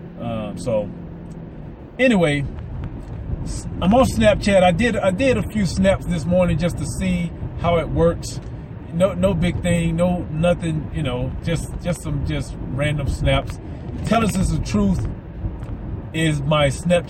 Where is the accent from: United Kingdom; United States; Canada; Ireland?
United States; the South; I'm from the South, so I got some Southerners to me